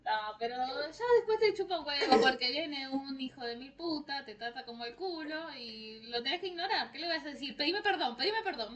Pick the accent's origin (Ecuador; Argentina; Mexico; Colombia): Argentina; yo soy argentina